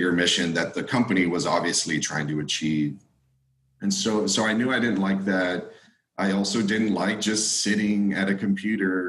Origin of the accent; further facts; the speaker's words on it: South Texas, United States; grew up in South Texas from a family who speaks both Spanish and English